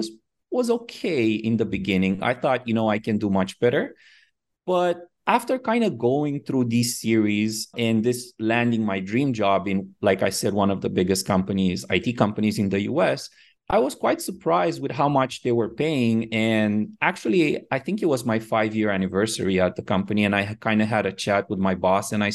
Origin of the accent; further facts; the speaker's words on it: Romania; moved away as an adult; also born or lived in Miami, United States; now in Phuket, Thailand; I was born in Romania and I moved to the U.S. when I was about 23. So quite after I finished school